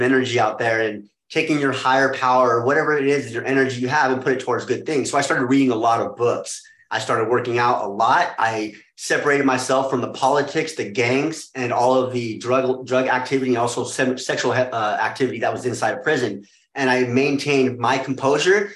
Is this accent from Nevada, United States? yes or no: yes; Las Vegas, Nevada, United States; moved away as an adult; also born or lived in Arizona; I was born and raised in Las Vegas, Nevada. I stayed there until I was about 21 years old.